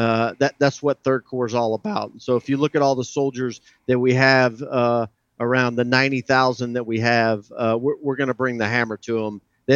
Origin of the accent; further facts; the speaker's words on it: Slidell, Louisiana, United States; moved away as an adult; now in Fort Hood, United States; I'm from Slidell, Louisiana, raised in the bayous of South Louisiana